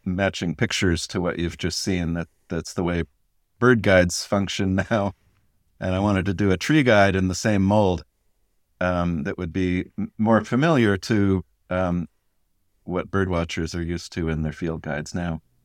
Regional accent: Connecticut, United States; in Connecticut

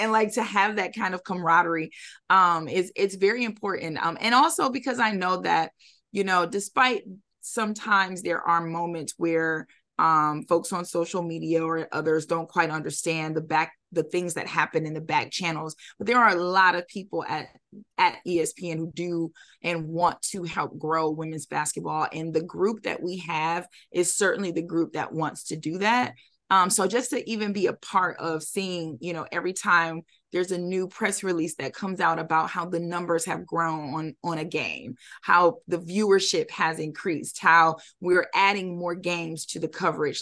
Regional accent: Detroit, Michigan, United States; I'm from Detroit

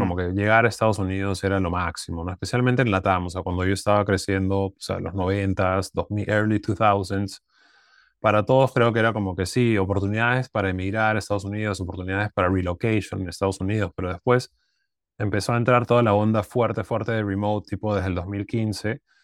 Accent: Lima, Peru; moved away; also born or lived in United States; Yo, soy de Lima

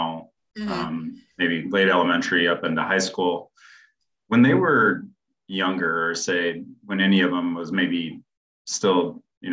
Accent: Cedar Rapids, Iowa, United States; I grew up in Cedar Rapids

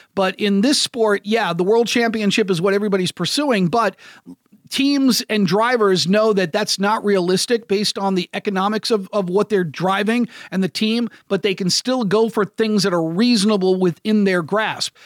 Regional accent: United States; As an American broadcaster, I like being one of the few American broadcasters

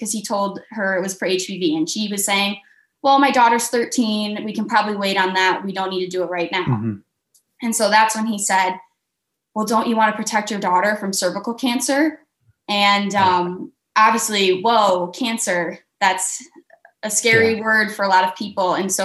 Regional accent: Michigan, United States; I'm from Michigan

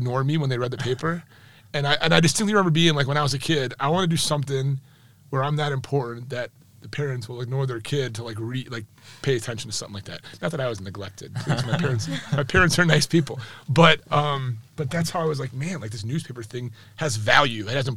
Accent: Addison, Illinois, United States; I grew up in Addison, Illinois, not far from O'Hare

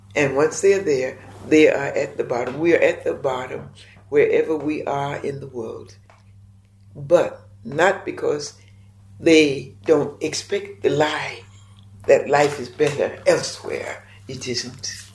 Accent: North Carolina, United States; moved away as an adult; also born or lived in Ghana / Kenya / Geneva, Switzerland / Kampala, Uganda; now in Uganda; I grew up in the South in the United States, in North Carolina

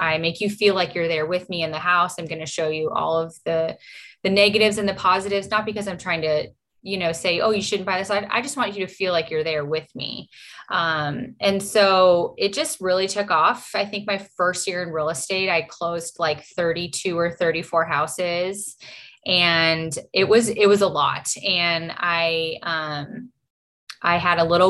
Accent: Los Angeles, California, United States; moved away as an adult; now in Savannah, United States; I'm originally from Los Angeles, California

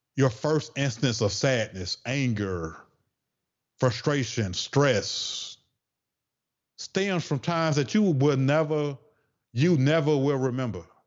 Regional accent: the South, United States; accent: Southern twang; I'm from the South, so I gotta say certain things with that little Southern twang.

